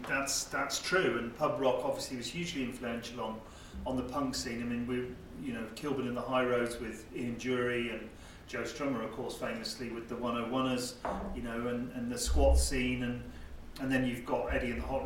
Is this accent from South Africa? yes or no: yes; South Africa; also born or lived in England; now in United Kingdom; I grew up in South Africa and didn't come to the UK until 1977